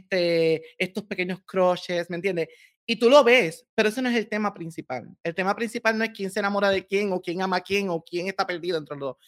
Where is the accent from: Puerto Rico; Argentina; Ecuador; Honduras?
Puerto Rico; Corozal; moved away as an adult; yo vengo de un hermoso pueblo en Puerto Rico que se llama Corozal. Mm. Eh, allí en la montaña, en el centro, este, ahí, viví hasta mis 24 años